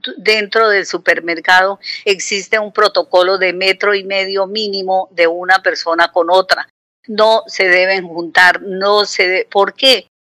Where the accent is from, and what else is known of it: Santander, Colombia; now in Conil de la Frontera, Spain